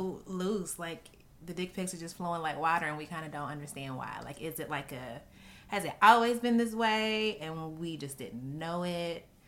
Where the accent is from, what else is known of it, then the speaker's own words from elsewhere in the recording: Louisville, Kentucky, United States; I'm from Louisville, Kentucky